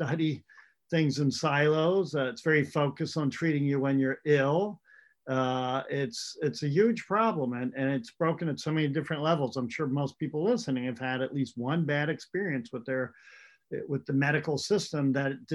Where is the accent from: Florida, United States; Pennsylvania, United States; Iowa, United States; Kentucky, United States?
Pennsylvania, United States; rural; moved away as an adult; also born or lived in Rochester, New York / California; I grew up in rural America. It's dairy farm country in Pennsylvania